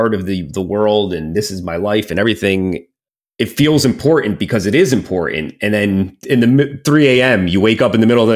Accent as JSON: {"language": "English", "town": "Hopatcong", "region": "New Jersey", "country": "United States", "tie": "born or raised there", "said": "my hometown was really weird."}